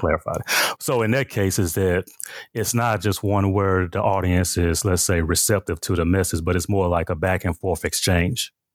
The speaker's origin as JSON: {"language": "English", "town": "Memphis", "region": "Tennessee", "country": "United States", "tie": "born or raised there", "moved": "yes", "lives_now": "Milwaukee, United States", "said": "my growing up in Memphis, Tennessee, I was born and raised there"}